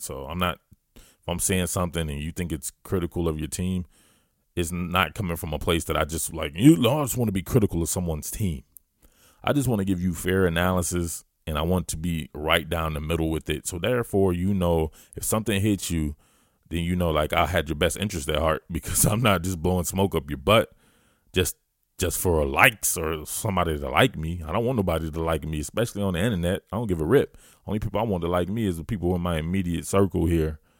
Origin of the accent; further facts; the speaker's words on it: Georgia, United States; I am a Georgia boy. I am a Southerner